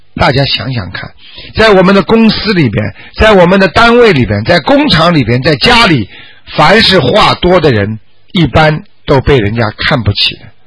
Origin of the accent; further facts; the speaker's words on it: China; 我们中国人